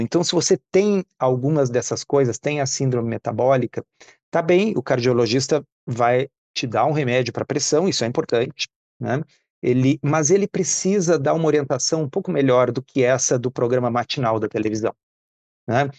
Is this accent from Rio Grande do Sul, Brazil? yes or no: yes; Porto Alegre, Rio Grande do Sul, Brazil; eu nasci em Porto Alegre, eu sou de 1971